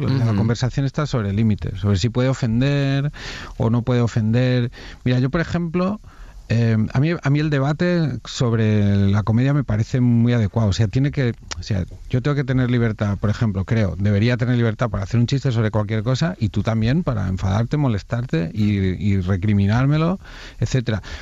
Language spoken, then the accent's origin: Spanish; Cardona, Catalonia, Spain; Yo soy de Cardona